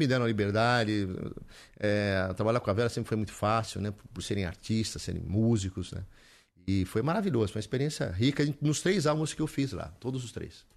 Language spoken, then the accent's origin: Portuguese; São Paulo, Brazil; moved away as an adult; also born or lived in Olinda; now in Atibaia, Brazil; Eu sou paulistano ali, nasci em Santa Cecília, né? Nasci aqui em São Paulo